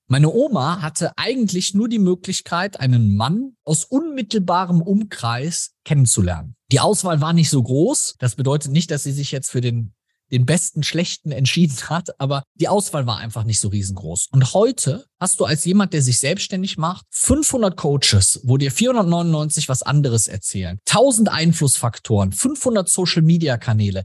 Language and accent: German; Germany; bei uns in Deutschland